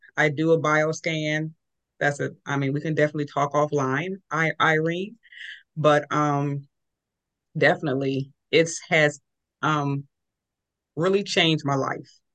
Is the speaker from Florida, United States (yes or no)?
no; California, United States; I was raised in California